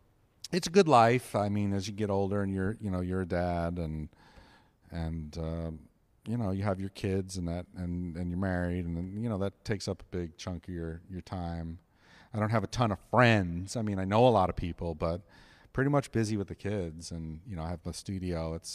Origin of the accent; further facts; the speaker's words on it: New York, United States; Growing up in New York, and I lived with my dad, we didn't cook anything.